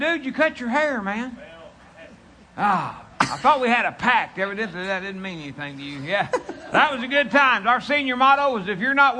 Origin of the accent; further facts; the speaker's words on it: West Virginia, United States; West Virginia.